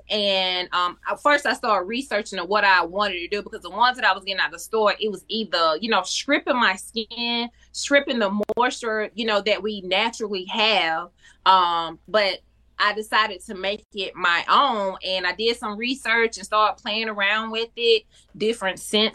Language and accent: English; Union, South Carolina, United States; now in Charlotte, United States; I am from Union, South Carolina, but I've been in Charlotte, North Carolina for a lot of years now.